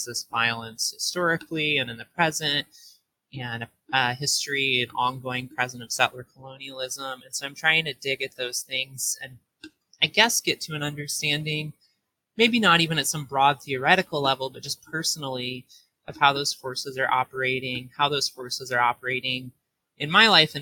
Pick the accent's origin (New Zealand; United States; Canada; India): United States; rural Southeast Missouri; moved away as an adult; also born or lived in East Coast; I grew up in Southeast Missouri, like rural Southeast Missouri, in a place called Fairdeland